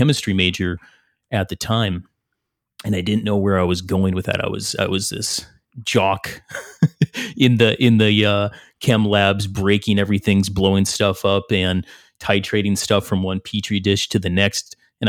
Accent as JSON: {"language": "English", "region": "Minnesota", "country": "United States", "tie": "born or raised there", "said": "I grew up in Northern Minnesota, kind of the team sport model."}